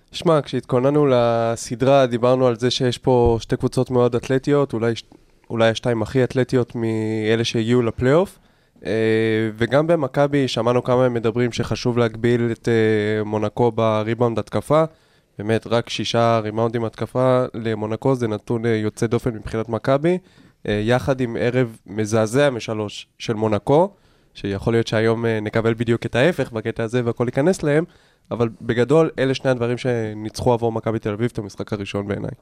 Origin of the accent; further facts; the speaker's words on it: Israel; אנחנו כישראלים